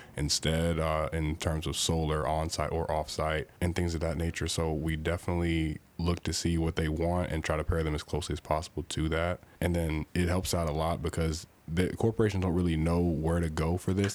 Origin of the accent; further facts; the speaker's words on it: Louisville, Kentucky, United States; also born or lived in Indianapolis, Indiana; I was born in Indianapolis, and I moved down to Louisville when I was relatively young and was raised in the area